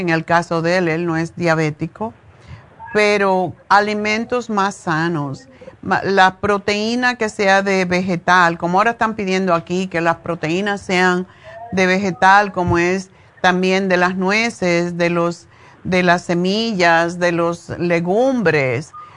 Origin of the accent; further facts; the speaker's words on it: Cuba; moved away as an adult; hasta que me fui de Cuba